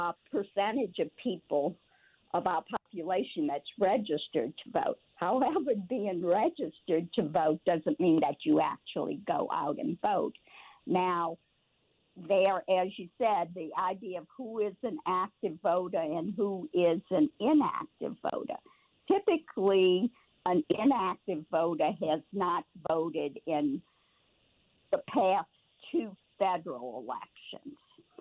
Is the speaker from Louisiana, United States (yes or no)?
yes; New Orleans, Louisiana, United States; I was born in New Orleans at Baptist Hospital.